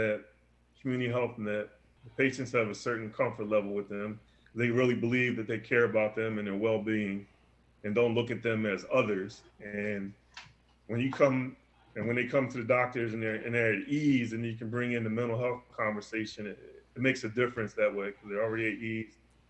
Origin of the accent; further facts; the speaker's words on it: Philadelphia, Pennsylvania, United States; now in Erie, United States; I grew up in Philadelphia as a young kid